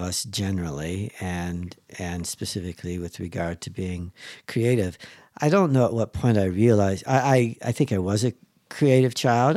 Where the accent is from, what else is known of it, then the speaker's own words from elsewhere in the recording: Chicago, Illinois, United States; I'm from Chicago.